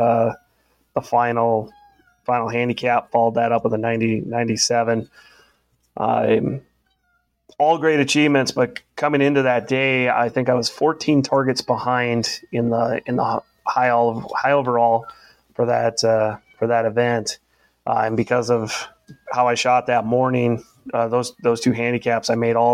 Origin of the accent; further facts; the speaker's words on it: Minnesota, United States; moved away as an adult; also born or lived in Alaska / Oklahoma; I had colder winters, you know, growing up in Minnesota